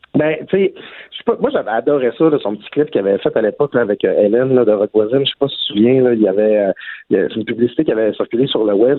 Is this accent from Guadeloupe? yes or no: no; Saguenay, Quebec, Canada; je viens du Saguenay.